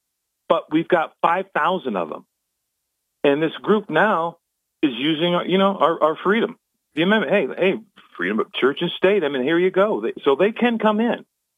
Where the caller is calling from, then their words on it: Binghamton, New York, United States; from Binghamton.